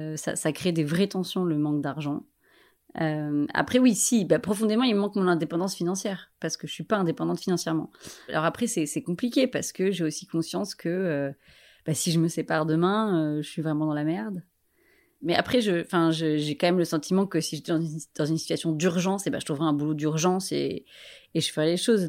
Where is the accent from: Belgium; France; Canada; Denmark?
France; Paris, Île-de-France; je suis parisienne